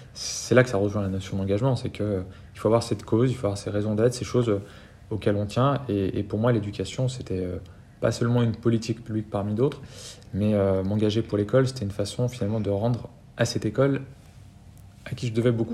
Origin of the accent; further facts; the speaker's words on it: France; chez nous en France